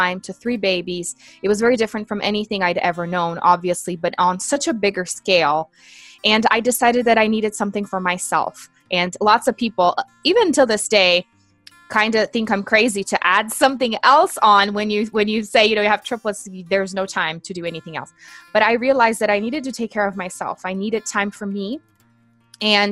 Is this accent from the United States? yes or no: no; Brazil; English is a second language; I'm originally from Brazil, born and raised